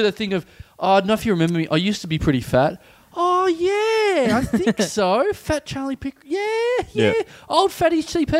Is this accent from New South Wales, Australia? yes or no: no; Maribyrnong, Victoria, Australia; moved away; I would never go back and try and do something in my hometown of Maribor.